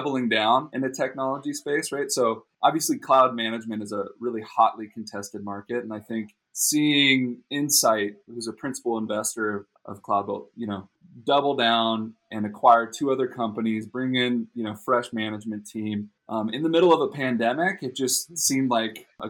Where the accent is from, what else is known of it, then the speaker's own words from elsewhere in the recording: Costa Mesa, California, United States; born and raised in Orange County in Newport, Costa Mesa area